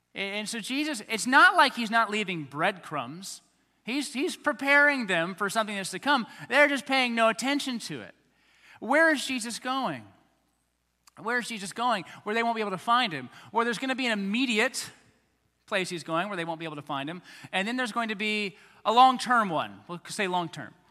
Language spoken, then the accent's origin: English; United States; as American Christians